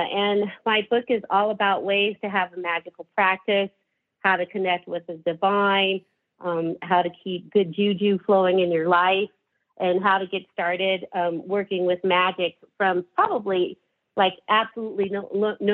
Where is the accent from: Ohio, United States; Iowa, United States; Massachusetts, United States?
Ohio, United States; Cleveland; now in Denver, United States; I was born in Cleveland, and I was just there